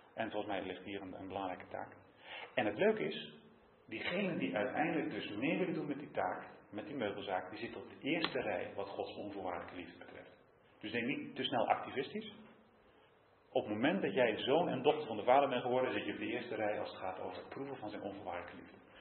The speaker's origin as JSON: {"language": "Dutch", "region": "Utrecht", "country": "Netherlands", "said": "als Utrechter"}